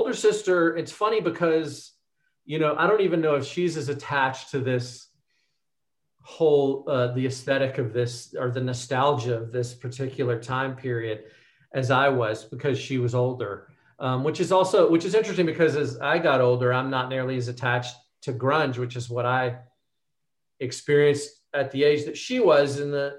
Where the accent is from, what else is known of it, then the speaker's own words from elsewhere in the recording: Little Rock, Arkansas, United States; we grew up in Little Rock, Arkansas